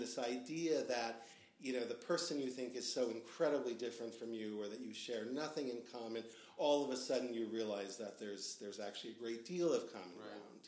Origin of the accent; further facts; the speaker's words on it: Mount Prospect, Illinois, United States; also born or lived in Chicago; I was born in Chicago. Uh, I think within a month, I was whisked off to Mount Prospect in the northwest suburbs, uh, which is where I grew up